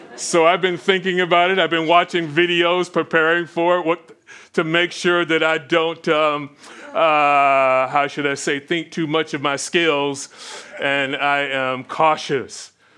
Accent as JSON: {"language": "English", "region": "Florida", "country": "United States", "tie": "born or raised there", "said": "growing up in Florida"}